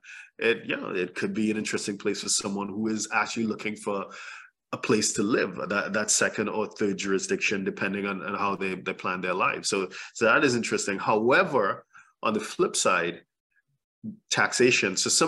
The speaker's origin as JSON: {"language": "English", "country": "St. Lucia", "said": "So I'm from St. Lucia"}